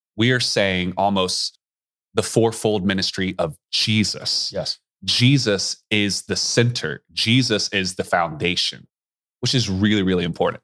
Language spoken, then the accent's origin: English; East Coast, United States; moved away; I grew up on the East Coast